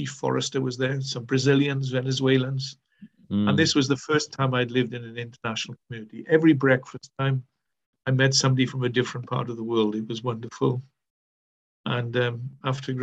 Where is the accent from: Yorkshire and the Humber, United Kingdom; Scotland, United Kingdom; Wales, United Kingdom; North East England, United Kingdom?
Wales, United Kingdom; accent: Welsh; I am from Wales. We have our own distinctive accent.